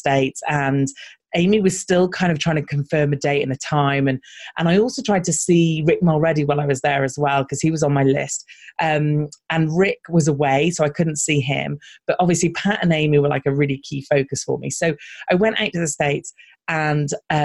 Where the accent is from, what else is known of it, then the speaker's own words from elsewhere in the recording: United Kingdom; accent: British; we stand out because we're British. So often when we're going to American conferences, our voices do stand out a little